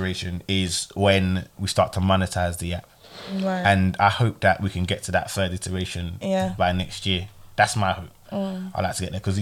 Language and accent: English; Ghana; I'm Ghanaian